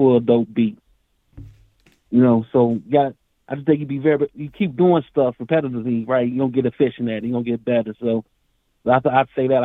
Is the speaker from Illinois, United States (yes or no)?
yes; Chicago, Illinois, United States; I'm from Chicago